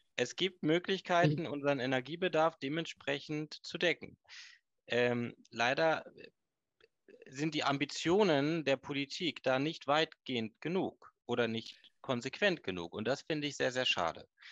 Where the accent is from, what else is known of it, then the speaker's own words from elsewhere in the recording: Hagen, North Rhine-Westphalia, Germany; now in Stormarn, Germany; ich bin gebürtiger Nordrhein-Westfale. Meine Eltern, meine, wir kommen ursprünglich aus Hagen